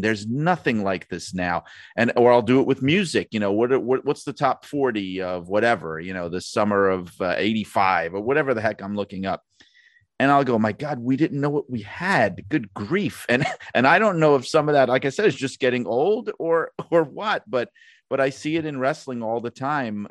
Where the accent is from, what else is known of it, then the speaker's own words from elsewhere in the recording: Northeast, United States; I grew up in the Northeast.